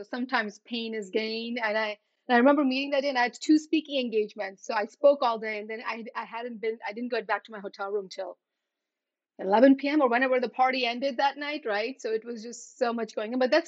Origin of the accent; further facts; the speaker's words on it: U.S. Virgin Islands; moved away as an adult; also born or lived in India; now in New Jersey, United States; I was born in India. I grew up in St. Thomas in the U.S. Virgin Islands.